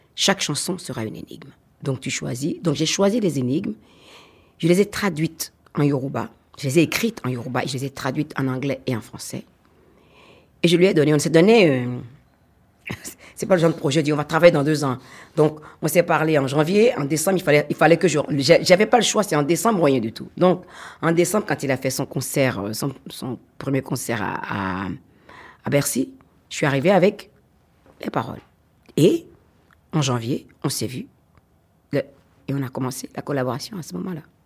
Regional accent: Benin; je suis une Africaine fière de l'être, je suis béninoise fière de l'être

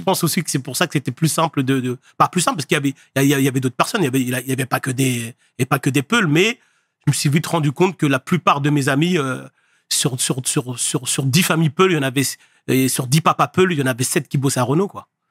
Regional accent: Le Havre, Normandy, France; moved away as an adult; also born or lived in Paris; je viens du Havre. Havre, j'ai grandi au Havre

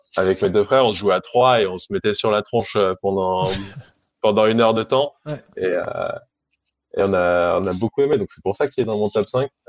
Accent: Annecy, Auvergne-Rhône-Alpes, France; also born or lived in Aix-les-Bains; je suis au Savoyard à la base, je suis né à Annecy.

